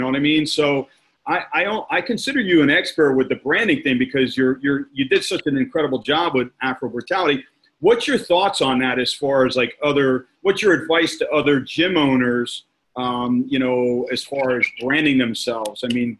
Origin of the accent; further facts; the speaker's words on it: Manville, New Jersey, United States; the area I grew up was it was actually a little town outside of New Brunswick called Manville, New Jersey.